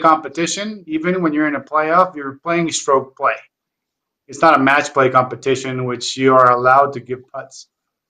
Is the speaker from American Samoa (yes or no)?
no; Colombia; I'm from Colombia.